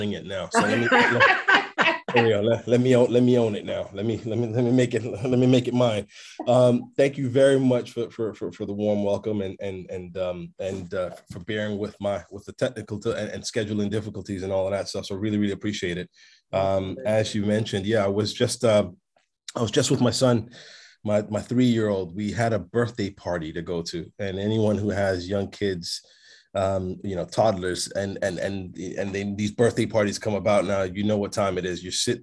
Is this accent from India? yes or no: no; New York, United States; English is a second language; moved away; also born or lived in Toronto, Canada; my formative years or where I really learned English, because it's not my first language, was in New York, so in Brooklyn